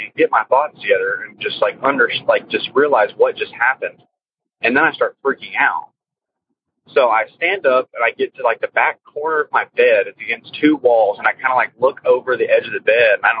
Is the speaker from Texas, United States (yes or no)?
yes; Texas, United States; I'm from Texas